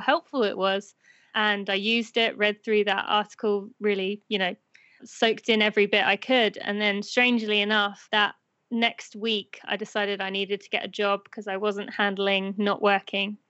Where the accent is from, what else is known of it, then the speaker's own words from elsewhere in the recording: United Kingdom; moved away as an adult; now in United States; I am British.